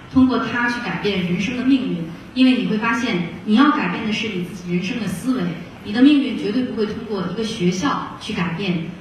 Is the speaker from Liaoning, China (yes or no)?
no; Shaanxi, China; moved away; also born or lived in Beijing; 我是在陕西出生，陕西长大，那个时候网络也不是很发达，很闭塞